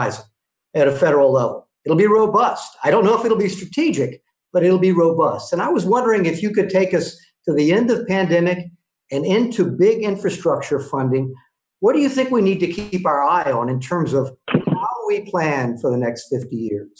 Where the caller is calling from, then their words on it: Tampa, Florida, United States; also born or lived in Charlotte, North Carolina; I'm calling from Tampa Bay at my home, and my headquarters is in Charlotte, North Carolina, soon to be home.